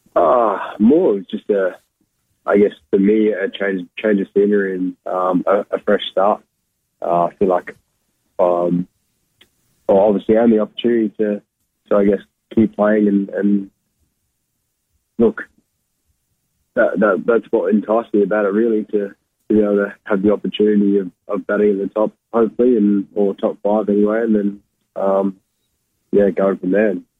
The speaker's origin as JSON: {"language": "English", "town": "Darwin", "region": "Northern Territory", "country": "Australia", "also_born_or_lived": "Western Australia", "moved": "yes", "said": "I'm from Darwin originally."}